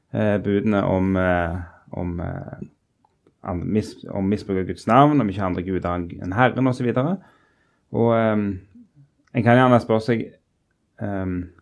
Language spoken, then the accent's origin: Norwegian; Rogaland, Norway; moved away; som vi ville sagt borte i Rogaland, der jeg kommer fra